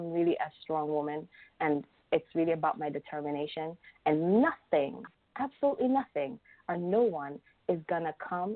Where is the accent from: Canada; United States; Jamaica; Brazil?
Jamaica; I'm from Jamaica